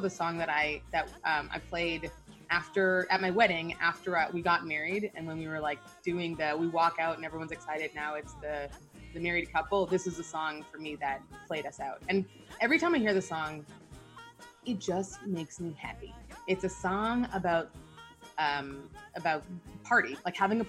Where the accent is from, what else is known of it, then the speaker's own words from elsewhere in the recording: Canada; also born or lived in Nigeria; I was born in Nigeria. I'm half Nigerian, half Canadian.